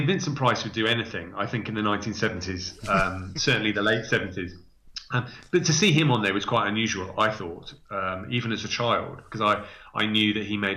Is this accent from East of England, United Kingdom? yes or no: no; Gloucestershire, South West England, United Kingdom; now in Bristol, United Kingdom; I was raised in Gloucestershire